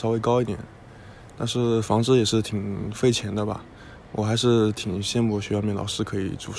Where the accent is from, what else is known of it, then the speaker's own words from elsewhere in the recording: Huzhou, Zhejiang, China; also born or lived in Hunan; now in Hangzhou, China; 但是我老家是在浙江湖州，所以我选择回到浙江工作。